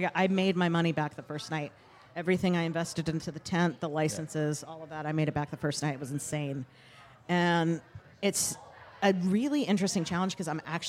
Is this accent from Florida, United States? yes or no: no; North Carolina, United States; also born or lived in Kentucky; Born in Kentucky, raised in North Carolina, and had a tech job until about 7 years ago.